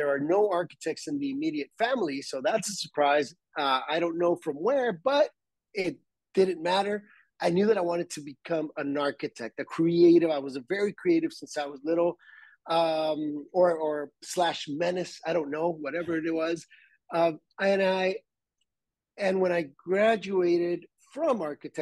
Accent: Tijuana, Baja California, Mexico; born and raised in Tijuana

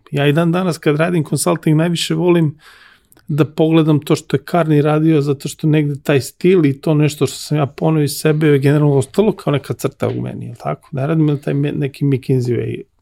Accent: Serbia; ja sam konsultant koji je Srbin

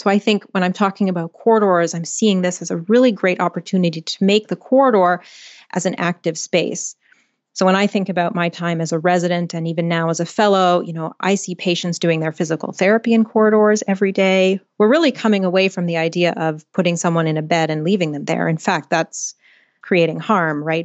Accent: Canada; I'm Canadian

